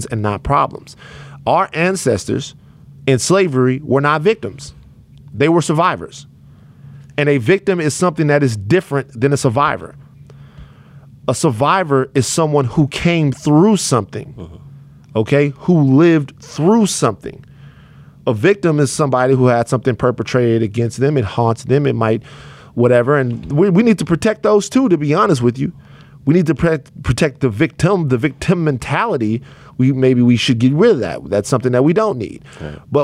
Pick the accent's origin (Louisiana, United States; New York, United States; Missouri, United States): Louisiana, United States; Baton Rouge; moved away; I'm from Baton Rouge, Louisiana